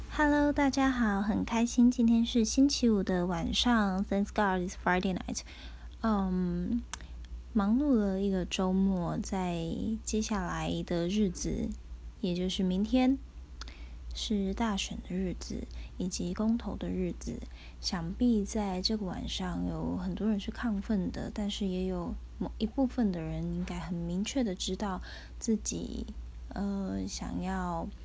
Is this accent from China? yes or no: no; Tainan, Taiwan; 我是台南人